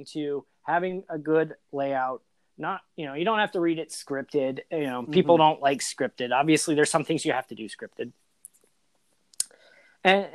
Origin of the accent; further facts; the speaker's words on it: Indiana, United States; I am from Indiana